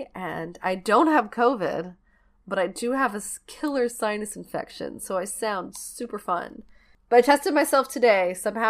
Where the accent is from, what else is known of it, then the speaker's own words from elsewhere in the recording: New York, United States; Growing up in New York in the 70s and 80s, and particularly around the Staten Island area, you would hear the urban legend of Cropsey